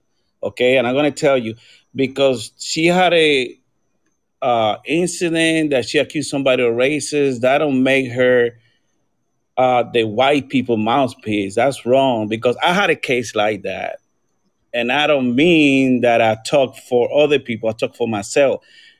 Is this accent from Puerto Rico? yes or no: yes; Puerto Rico; moved away as an adult; now in United States; I'm from Puerto Rico, and I came here when I was 18.